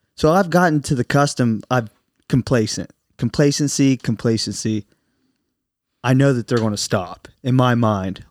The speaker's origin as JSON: {"language": "English", "country": "United States", "said": "we're American"}